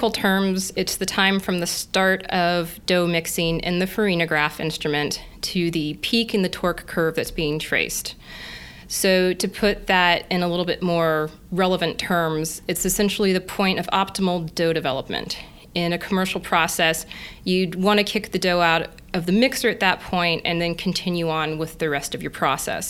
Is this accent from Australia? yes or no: no; Kansas, United States; moved away as an adult; also born or lived in Madison, Wisconsin / Guelph, Ontario; I grew up in Kansas, surrounded by wheat fields, and my family still owns a farm.